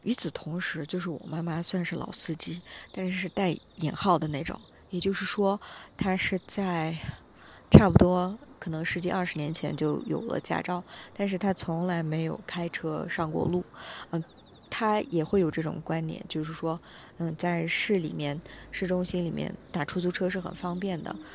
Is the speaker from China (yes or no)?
yes; Kashgar, Xinjiang, China; moved away; 此时此刻我在我的家乡新疆喀什